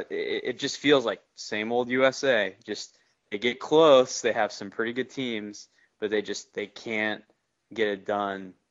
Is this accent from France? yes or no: yes; France; moved away; I grew up in France. I was an American, but I was living in France, so you know, soccer was all over the place there.